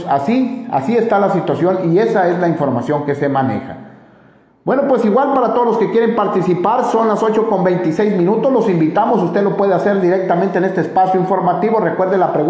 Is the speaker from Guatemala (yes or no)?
yes; Guatemala; moved away as an adult; ¿De dónde eres? Soy de Guatemala. De Guatemala.